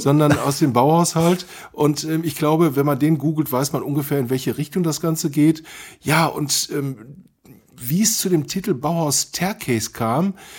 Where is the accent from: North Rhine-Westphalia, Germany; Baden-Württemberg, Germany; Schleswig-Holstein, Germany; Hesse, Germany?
North Rhine-Westphalia, Germany; Dortmund; Ich bin halt Dortmunder